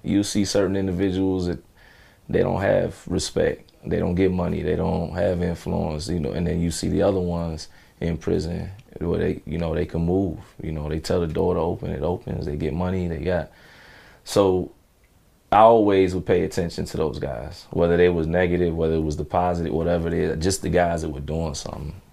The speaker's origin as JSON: {"language": "English", "town": "Chicago", "region": "Illinois", "country": "United States", "tie": "born or raised there", "said": "I was just an angry, you know, teenager growing up in Chicago"}